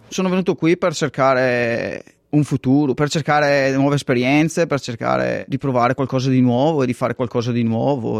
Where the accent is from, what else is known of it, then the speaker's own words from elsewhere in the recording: Castenedolo, Lombardy, Italy; moved away as an adult; now in Perth, Australia; andare via dal posto da dove io sono cresciuto